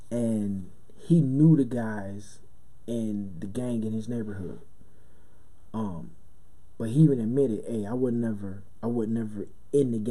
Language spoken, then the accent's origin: English; Brooklyn, New York, United States; growing up in Brooklyn in a house with no heat and you know your father's gone and your mother's working three jobs